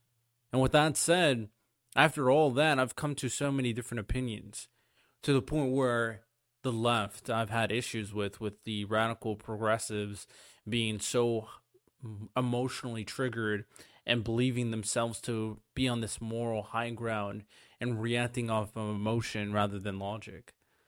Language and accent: English; Hawaii, United States; I grew up in Hawaii. Very interesting individual area. I grew up Samoan and Jamaican.